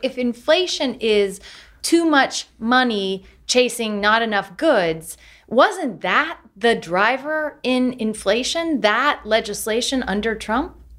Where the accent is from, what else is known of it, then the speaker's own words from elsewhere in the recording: Galesburg, Illinois, United States; Galesburg, Illinois, my hometown